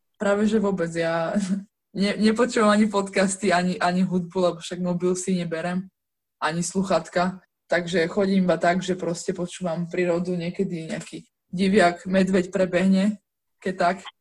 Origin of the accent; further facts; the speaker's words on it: Žilina, Žilina Region, Slovakia; ja vlastne som však zo Žiliny